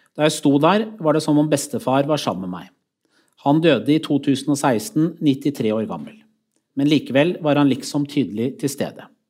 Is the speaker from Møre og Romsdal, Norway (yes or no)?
no; Skotselv, Buskerud, Norway; gjennom hele oppveksten min i Skotselv